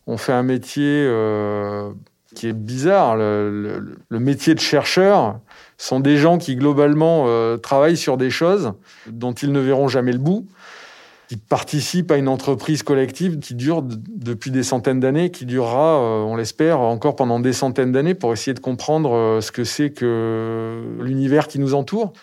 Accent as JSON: {"language": "French", "area": "Périgord", "region": "Nouvelle-Aquitaine", "country": "France", "tie": "born or raised there", "said": "J'ai grandi dans le Périgord"}